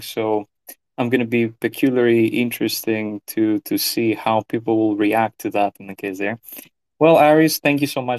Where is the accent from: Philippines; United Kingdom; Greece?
Greece; Thessaloniki, Central Macedonia; I am Greek. I was born in Thessaloniki, which is the second largest city in Greece.